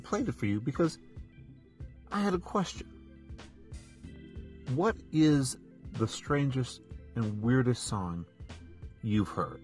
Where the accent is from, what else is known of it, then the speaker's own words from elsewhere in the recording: southwest Minnesota, United States; now in Wisconsin, United States; I'm not from Wisconsin. I'm actually from southwest Minnesota, closer to the border of South Dakota